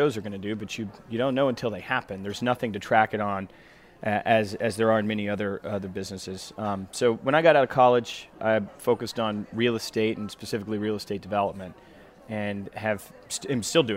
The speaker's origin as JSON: {"language": "English", "town": "Knoxville", "region": "Tennessee", "country": "United States", "tie": "born or raised there", "said": "I grew up in Knoxville, Tennessee. Most of my family's still there"}